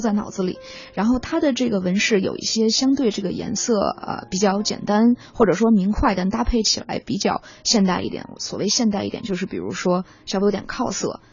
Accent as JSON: {"language": "Chinese", "region": "Beijing", "country": "China", "moved": "yes", "said": "我是北京人"}